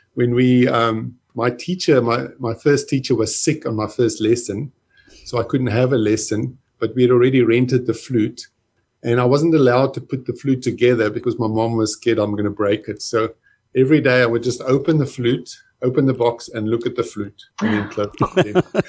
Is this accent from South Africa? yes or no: yes; Johannesburg, Gauteng, South Africa; I grew up in Johannesburg in South Africa